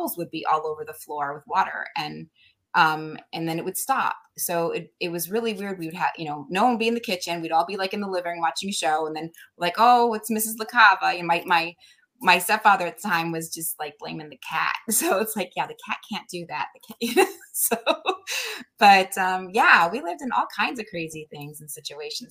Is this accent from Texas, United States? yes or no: no; Connecticut, United States; also born or lived in New Hampshire; I'm from Connecticut